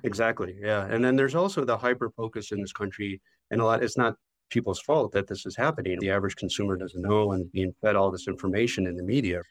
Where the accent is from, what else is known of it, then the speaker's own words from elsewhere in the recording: Chicago, Illinois, United States; also born or lived in Wisconsin; I grew up in the Chicago area, I still live in the Chicago area